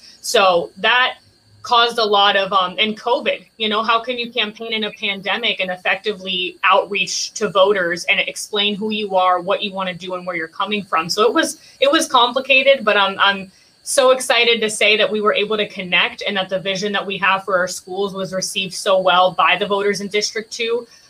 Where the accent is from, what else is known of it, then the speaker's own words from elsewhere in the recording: Puerto Rico; now in Palm Springs, United States; When we moved from Puerto Rico, I've lived in Palm Springs for 20 years. I went to 3 schools within the Palm Springs Green Acres area.